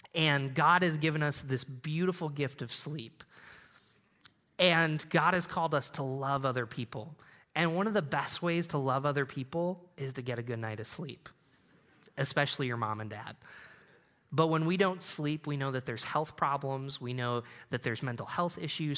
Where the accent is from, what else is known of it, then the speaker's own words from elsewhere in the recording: Endicott, New York, United States; I grew up in Endicott, New York, where I B M started